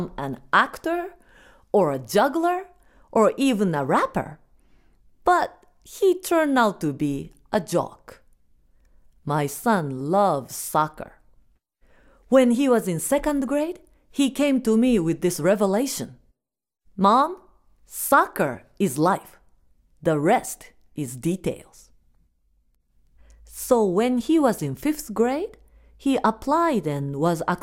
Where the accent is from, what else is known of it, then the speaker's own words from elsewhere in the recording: Japan; first language Japanese; English is a second language; now in United States; we are Japanese